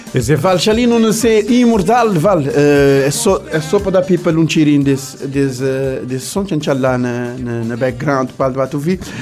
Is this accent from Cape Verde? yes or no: yes; Cape Verde; nós, como cabo-verdiano